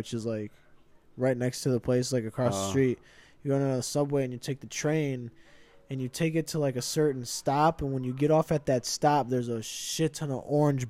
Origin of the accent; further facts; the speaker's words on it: Aurora, Illinois, United States; I'm from Aurora.